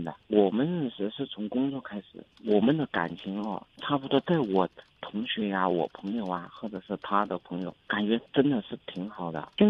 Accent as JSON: {"language": "Chinese", "region": "Chongqing", "country": "China", "said": "我是重庆那边的。"}